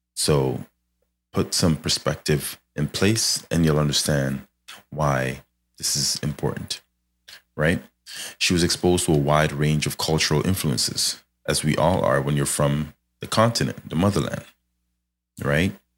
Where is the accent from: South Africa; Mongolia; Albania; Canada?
Canada; I'm Canadian here